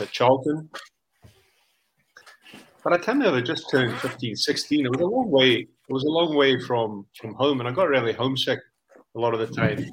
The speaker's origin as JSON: {"language": "English", "country": "South Africa", "tie": "born or raised there", "also_born_or_lived": "Stockholm, Sweden", "moved": "yes", "said": "I was two or three years old when my dad went out to South Africa."}